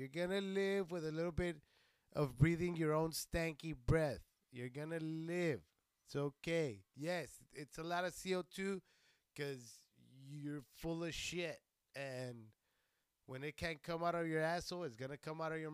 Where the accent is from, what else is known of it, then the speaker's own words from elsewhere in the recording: Socorro, Texas, United States; moved away; I'm from Texas. I'm from a little place named Socorro